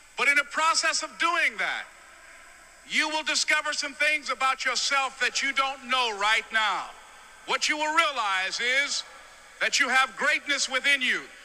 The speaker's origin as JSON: {"language": "English", "town": "Miami", "region": "Florida", "country": "United States", "tie": "born or raised there", "said": "I was born in Miami, Florida, in an area called Liberty City in an abandoned building on a hard linoleum floor with my twin brother"}